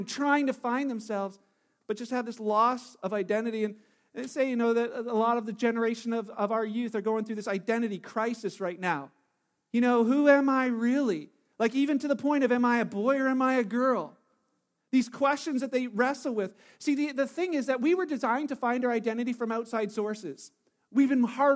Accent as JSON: {"language": "English", "country": "Canada", "said": "I'm Canadian, that's how I identify"}